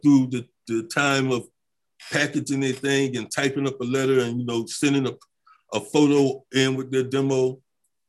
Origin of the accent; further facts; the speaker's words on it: Virginia, United States; also born or lived in Italy; I'm from Virginia.